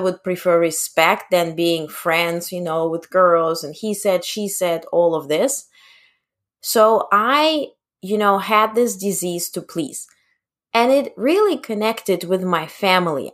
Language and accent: English; Ukraine; moved away; I was born in Ukraine